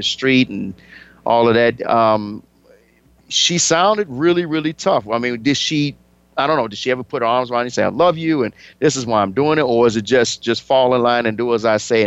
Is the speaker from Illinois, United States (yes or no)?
yes; Chicago, Illinois, United States; my hometown of Chicago